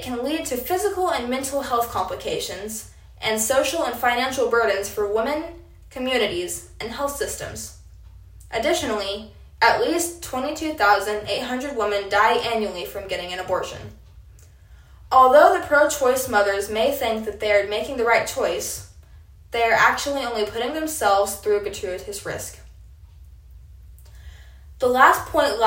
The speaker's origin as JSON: {"language": "English", "town": "Apache", "region": "Oklahoma", "country": "United States", "said": "I am a sophomore from Apache, Oklahoma"}